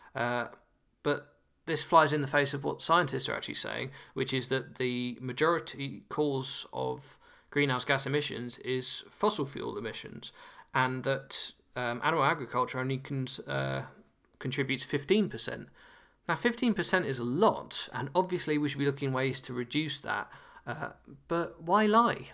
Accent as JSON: {"language": "English", "country": "United Kingdom", "lives_now": "Nottingham, United Kingdom", "said": "as a Brit"}